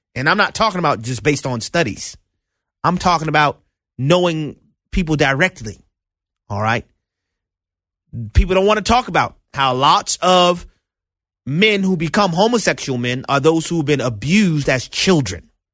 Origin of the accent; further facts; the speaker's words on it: New Orleans, Louisiana, United States; my hometown of New Orleans, Louisiana